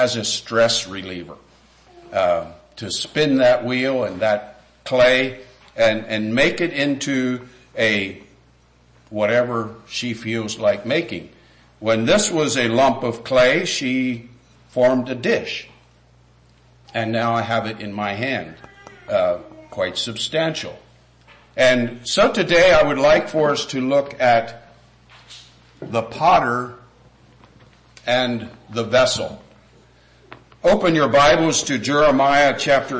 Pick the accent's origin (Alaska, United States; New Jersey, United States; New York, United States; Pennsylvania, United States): Pennsylvania, United States; Lancaster; moved away as an adult; now in West Virginia, United States; I grew up in Lancaster, Pennsylvania